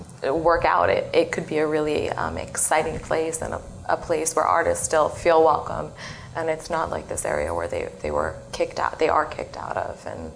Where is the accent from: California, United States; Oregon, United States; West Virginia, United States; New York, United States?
New York, United States; New York City; moved away as an adult; also born or lived in London; now in Los Angeles, United States; I'm from New York City, and I studied in London, and then I moved here about 3 years ago